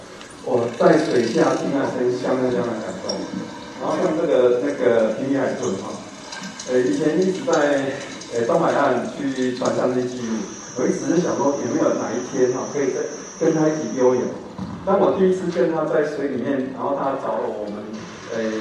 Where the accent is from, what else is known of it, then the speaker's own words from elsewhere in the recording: Shengang, Changhua County, Taiwan; 我。是在彰化最西北角的深港出生长大，